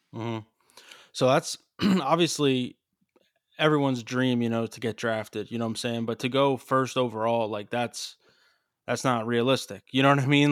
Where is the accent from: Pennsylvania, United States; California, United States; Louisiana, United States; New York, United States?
Pennsylvania, United States; Allentown; I'm from Allentown. I'm literally from, like, the Lehigh Valley